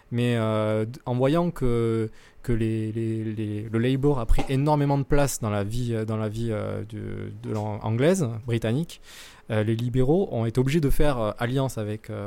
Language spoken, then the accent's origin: French; France; chez nous en France